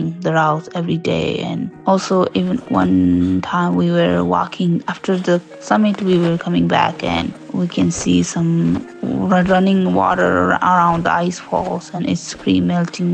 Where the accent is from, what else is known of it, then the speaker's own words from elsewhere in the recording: Bagmati, Nepal; I am from Ruwaling Valley, which is west from the Everest region. I grew up surrounding mountains at the elevation of 4,200 meters.